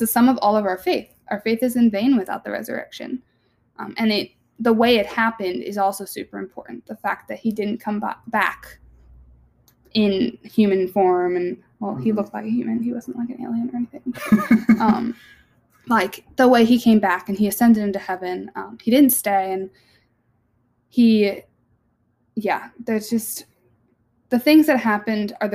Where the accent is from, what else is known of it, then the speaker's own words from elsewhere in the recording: New Jersey, United States; We're from Jersey